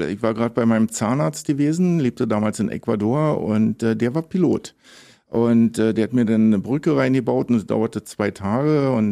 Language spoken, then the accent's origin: German; Tobago, Trinidad & Tobago; Also wenn ich, wenn, wenn ich gefragt werde, wo meine Heimat ist, dann das ist schon immer schwer zu antworten, aber so am ehesten kommt dann vielleicht Tobago hin.